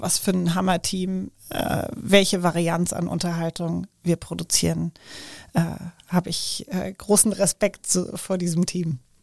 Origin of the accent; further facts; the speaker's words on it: Frankfurt, Hesse, Germany; ich komme gebürtig aus Frankfurt